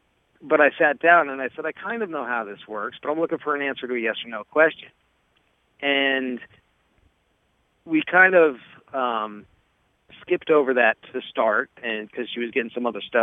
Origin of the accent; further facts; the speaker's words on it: New Jersey, United States; also born or lived in Florida; now in upstate New York, United States; And I am originally from New Jersey, so I was originally thinking of moving back up there.